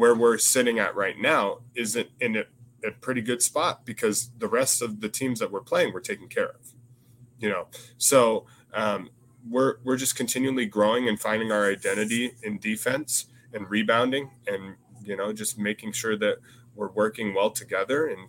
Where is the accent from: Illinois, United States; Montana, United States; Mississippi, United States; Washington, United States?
Washington, United States; Seattle; now in Salem, United States; I'm from Seattle, born and raised in Seattle.